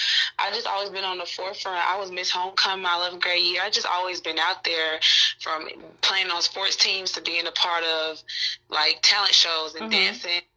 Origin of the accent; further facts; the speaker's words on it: Atlanta, Georgia, United States; I'm from Atlanta, Georgia, born and raised outside College Park